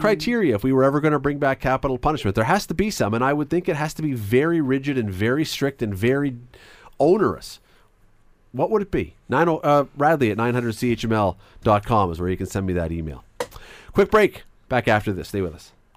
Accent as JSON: {"language": "English", "country": "Canada", "said": "as a Canadian"}